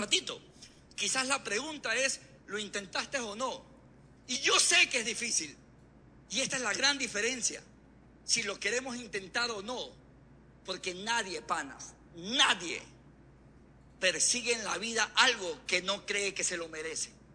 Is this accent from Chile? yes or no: no; Guayaquil, Guayas, Ecuador; yo vengo de Colón y Chimborazo